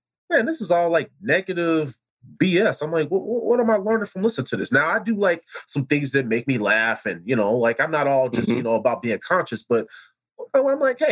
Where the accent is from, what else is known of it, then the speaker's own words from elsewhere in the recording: Chicago, Illinois, United States; growing up in Chicago, cookouts at my grandmother's house